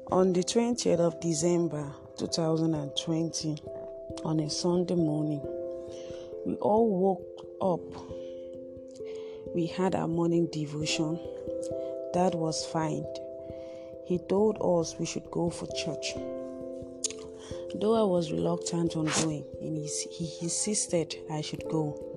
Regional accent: Akwa Ibom, Nigeria; I am an Akwa I was born and brought up in Akwa

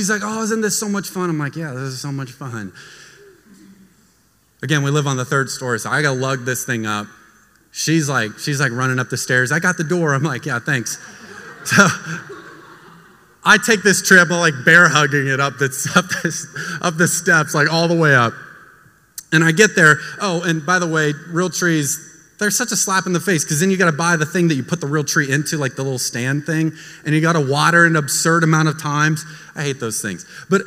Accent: United States; moved away; also born or lived in Florida; I grew up in Texas and Florida

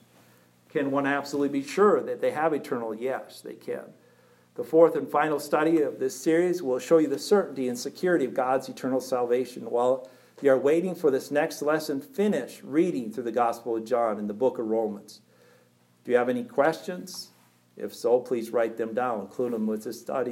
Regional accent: Pelican Rapids, Minnesota, United States; I was born first October 25th, 1969 in Pelican Rapids, Minnesota

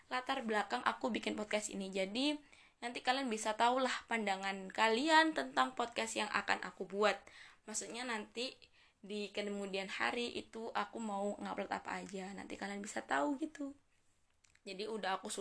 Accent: Indonesia; accent: Javanese; Apalagi ngomong pakai bahasa Jawa Coba kalian dengerin suara aku Suara aku medok sekali teman-teman

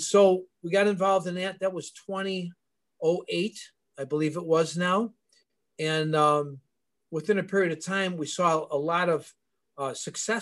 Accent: Elmwood Park, Illinois, United States; I grew up in Elmwood Park

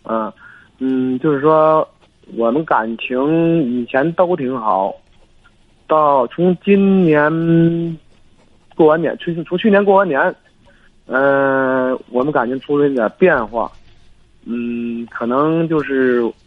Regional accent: Hebei, China; 我是河北的。

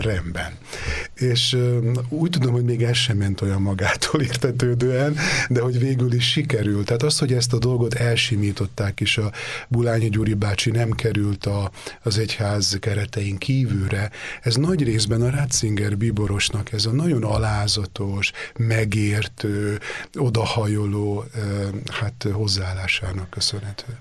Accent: Délvidék, Vojvodina, Serbia; moved away as an adult; also born or lived in Rome, Italy; én délvidéki vagyok

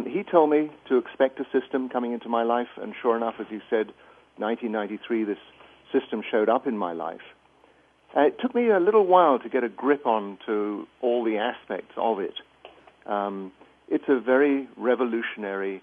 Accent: England, United Kingdom; moved away as an adult; as you can probably get from my accent, I grew up in England, went through the schooling system there

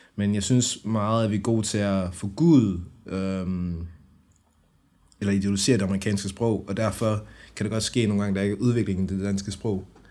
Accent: Brønderslev, North Denmark Region, Denmark; now in Aarhus, Denmark; Jeg kommer oprindelig fra Nordjylland. Øhm, Brønderslev, øh, hvad hedder det, er i nærheden af Aalborg

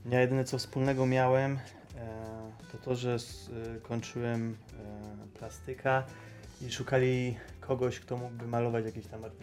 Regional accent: near Szczecin, West Pomeranian Voivodeship, Poland; now in Poznań, Poland; pochodzę z okolic Szczecina

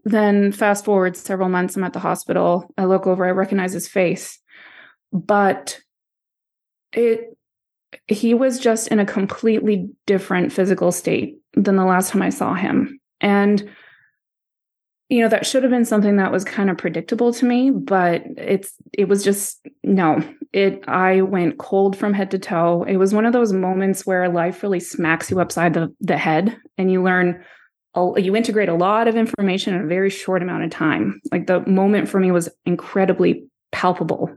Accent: East Coast, the Maritimes, Canada; also born or lived in Florida, United States / Poland (parents); I was raised on the East Coast, so am I a Maritimer?

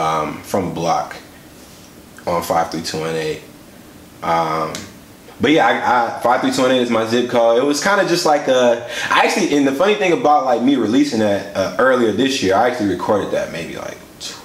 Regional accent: Milwaukee, Wisconsin, United States; I grew up on the north side, so, you know, growing up on the north side, we kind of have like this attitude, or like just growing up in Milwaukee

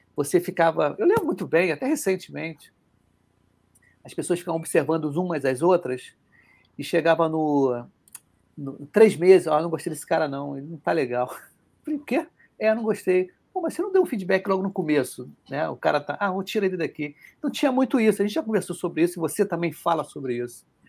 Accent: Rio de Janeiro, Brazil; accent: carioca; A gente que é carioca

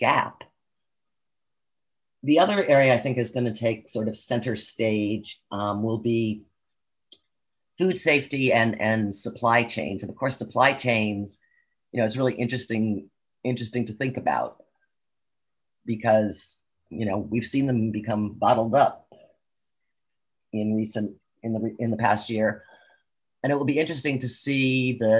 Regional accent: United States; I, as an American

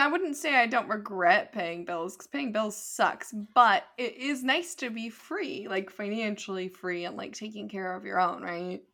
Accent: near Santa Cruz, California, United States; moved away as an adult; also born or lived in Idaho; I'm actually, like, from nearby Santa Cruz

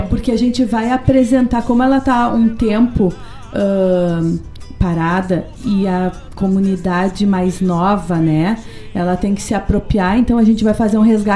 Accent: Paraná, Brazil; moved away; also born or lived in Rio Grande do Sul; sou paranaense, sou paranaense mais gaúcha

